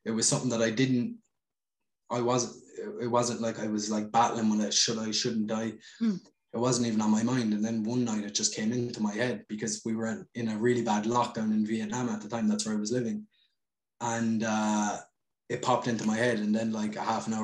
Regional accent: Ireland; moved away as an adult; leave my hometown and travel. Like I left Ireland for like total probably about 7 years

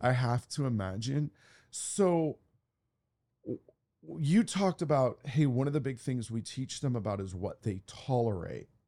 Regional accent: Santa Monica, California, United States; Santa Monica is my hometown

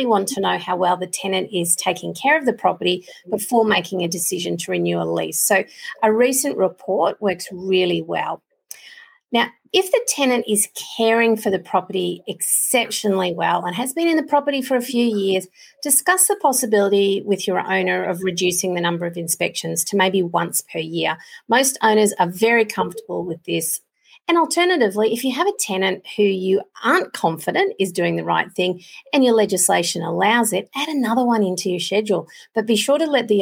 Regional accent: Queensland, Australia; I'm a Queenslander

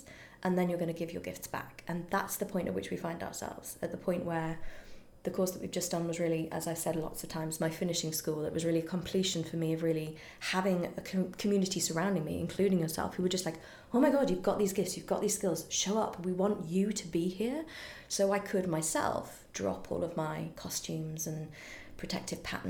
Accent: United Kingdom; I'm British

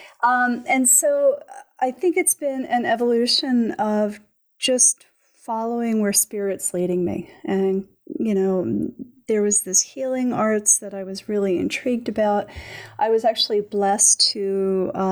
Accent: Philadelphia, Pennsylvania, United States; I grew up in Philadelphia in the city

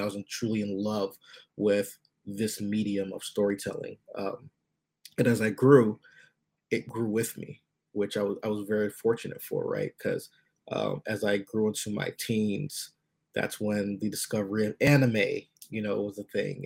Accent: United States; I was born in the states

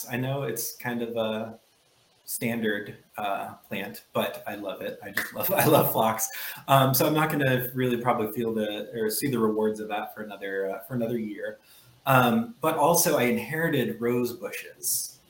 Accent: Midwest, United States; born there; also born or lived in South; now in Baltimore, United States; I am a Midwesterner by birth. I am a Southerner by history, I suppose, and currently a Baltimorean.

